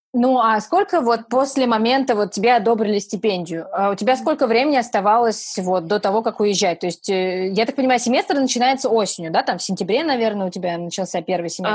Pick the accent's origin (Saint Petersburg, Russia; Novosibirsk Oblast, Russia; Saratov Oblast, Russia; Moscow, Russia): Saratov Oblast, Russia; Saratov; мы обе из Саратова